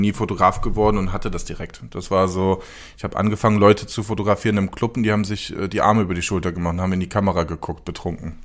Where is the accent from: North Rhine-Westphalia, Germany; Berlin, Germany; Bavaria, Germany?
North Rhine-Westphalia, Germany; Cologne; ich bin aus Köln.